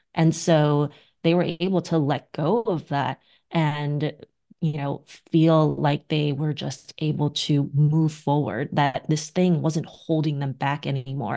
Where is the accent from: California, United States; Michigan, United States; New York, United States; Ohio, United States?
New York, United States; New York City; I'm a New Yorker